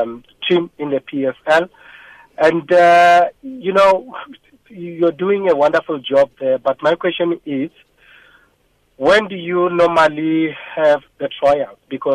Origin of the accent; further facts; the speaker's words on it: Limpopo, South Africa; now in Mamelodi, South Africa; I'm currently based in Mamelodi, but I'm originally from Limpopo, which is Bulawayo.